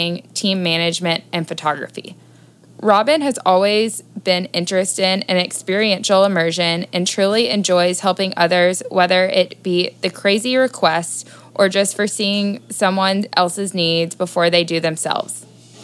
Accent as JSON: {"language": "English", "town": "Nashville", "region": "Tennessee", "country": "United States", "tie": "born or raised there", "also_born_or_lived": "Los Angeles / Washington, D.C.", "said": "I am a Nashville native who has spent time living in Los Angeles and Washington, D.C."}